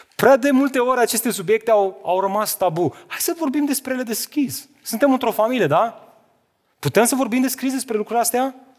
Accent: Romania; suntem români

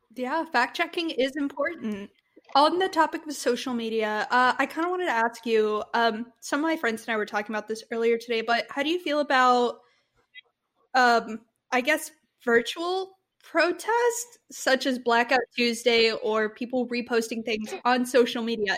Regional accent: Texas, United States; We're from Texas

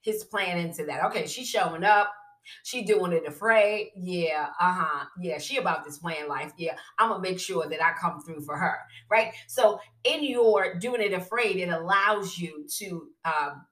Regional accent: New York City, New York, United States; I'm from Brooklyn

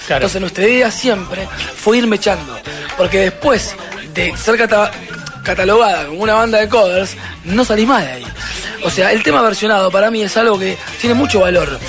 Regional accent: La Plata, Buenos Aires Province, Argentina; Nosotros somos de La Plata

